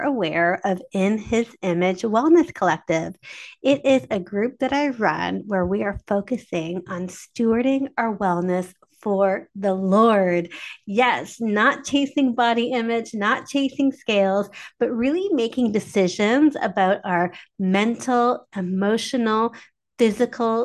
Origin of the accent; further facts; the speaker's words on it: Canada; I am Canadian